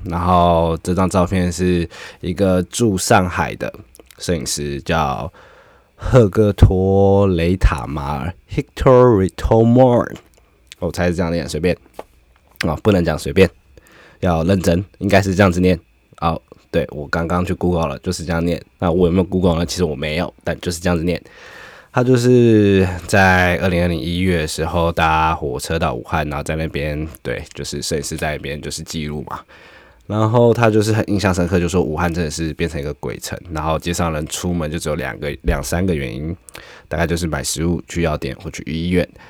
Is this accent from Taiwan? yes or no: yes; Taiwan; 我们台湾人啊，我自己是觉得我们很少在枪械身旁长大